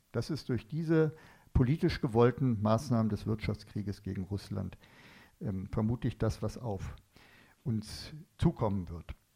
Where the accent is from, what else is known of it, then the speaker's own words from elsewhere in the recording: Northern Germany, Germany; ich komme aus Norddeutschland